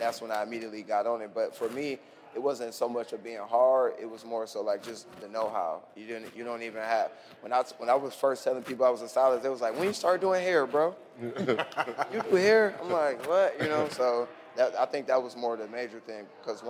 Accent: Ohio, United States; I'm like, no, okay, I'm from Ohio.

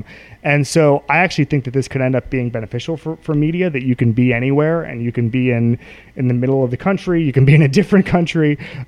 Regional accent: Orlando, Florida, United States; I was growing up in Orlando

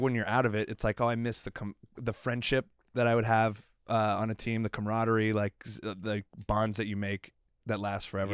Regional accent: South Florida, United States; I'm from South Florida

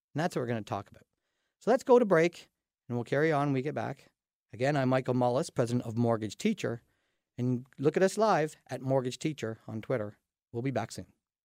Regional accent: Dorchester, Ontario, Canada; we're from Dorchester

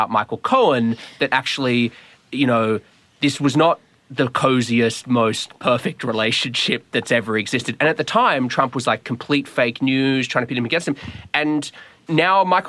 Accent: Australia; moved away as an adult; now in Washington, D.C., United States; I'm from Australia

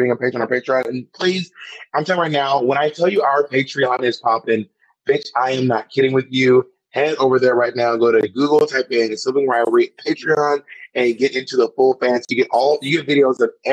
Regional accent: Atlanta, Georgia, United States; moved away; I'm from Atlanta

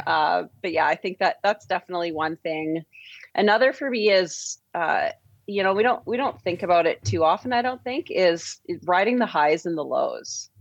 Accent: St. Albert, Alberta, Canada; I was born just outside Edmonton in Saint Albert

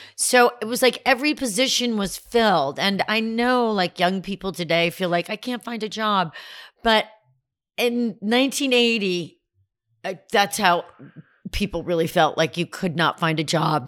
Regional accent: Glastonbury, Connecticut, United States; I grew up in a town called Glastonbury

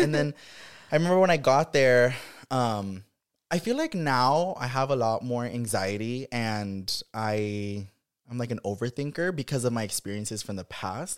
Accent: Watsonville, California, United States; moved away; growing up in Watsonville

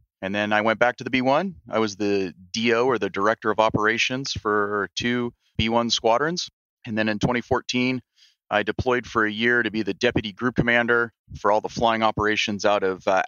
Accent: Pasadena, California, United States; moved away as an adult; now in Washington, D.C., United States; I was born in Pasadena, California. Grew up in that area.

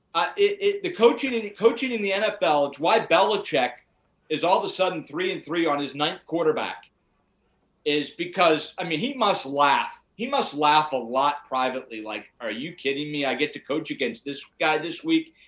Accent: Pittsburgh, Pennsylvania, United States; I'm from Pittsburgh

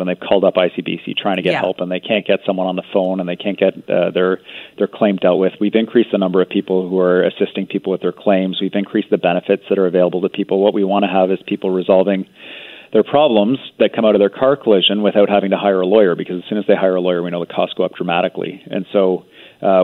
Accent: British Columbia, Canada; as British Columbians

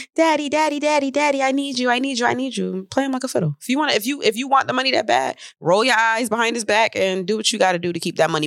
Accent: Syracuse, New York, United States; I'm from Syracuse

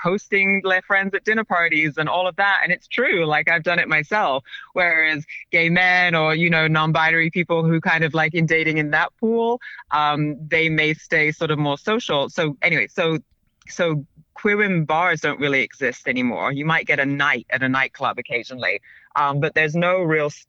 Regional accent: London, United Kingdom; moved away; also born or lived in Paris / New York; I grew up in London.

